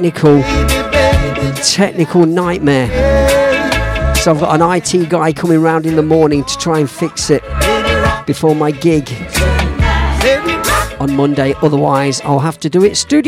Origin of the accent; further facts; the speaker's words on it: Leicester, East Midlands, United Kingdom; my hometown, just near to the High Cross in Leicester City Centre